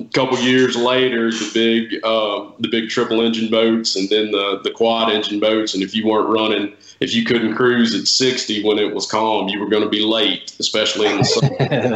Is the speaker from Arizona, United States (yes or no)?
no; DeSoto County, North Mississippi, United States; also born or lived in Bay St. Louis, Mississippi; I grew up in North Mississippi in DeSoto County, and when I was 12, we moved to the coast, moved to Bay St. Louis